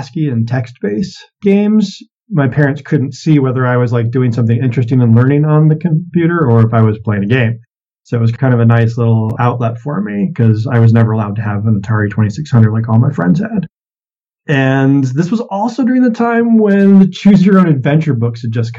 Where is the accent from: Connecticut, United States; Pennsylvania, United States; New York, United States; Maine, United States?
Maine, United States; moved away; also born or lived in California / Massachusetts / Tennessee / Maryland; I was born in California, but did a lot of my growing up in Maine.